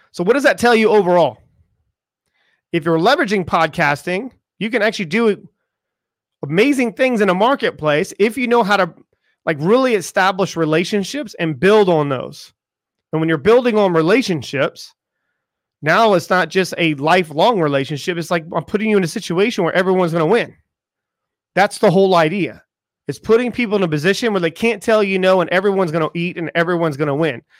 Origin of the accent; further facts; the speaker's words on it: United States; I am from America